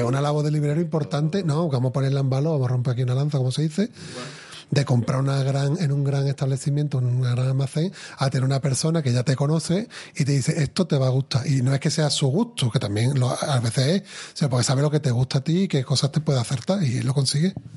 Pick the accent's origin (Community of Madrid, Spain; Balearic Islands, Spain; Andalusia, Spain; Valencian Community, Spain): Andalusia, Spain; Seville; yo de Sevilla